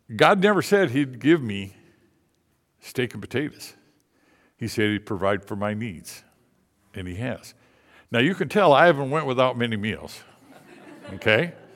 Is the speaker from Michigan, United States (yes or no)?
yes; Indian River, Michigan, United States; moved away; also born or lived in Tennessee; I'm a Michigander. I'm a troll. I'm from Indian River, Michigan.